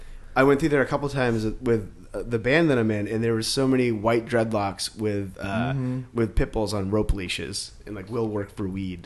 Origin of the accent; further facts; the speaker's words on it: New England, United States; now in Los Angeles, United States; growing up where I grew up in New England when I was a teen.